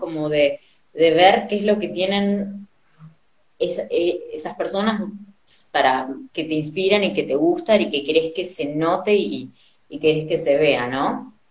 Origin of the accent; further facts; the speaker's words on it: Argentina; also born or lived in Spain; yo diría que soy argentina, eh, pero nací en España. así que mis viejos son argentinos y para los 70 ellos se fueron a España y bueno, después de que nació mi hermana en los 90 eh, nos volvimos para acá